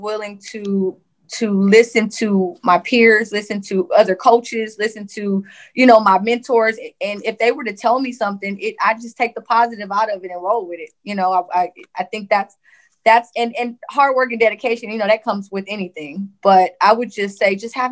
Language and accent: English; Compton, California, United States; growing up in Compton, it was different because I hadn't been out of Compton